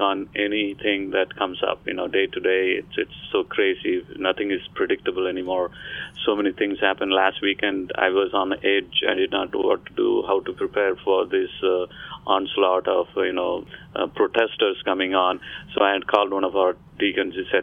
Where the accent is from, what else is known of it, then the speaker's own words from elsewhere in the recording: India; moved away as an adult; now in Florida, United States; I came from India